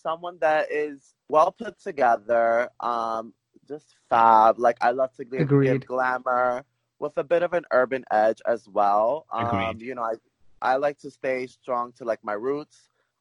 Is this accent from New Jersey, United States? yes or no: no; New York City, New York, United States; I'm from Brooklyn, New York, born and raised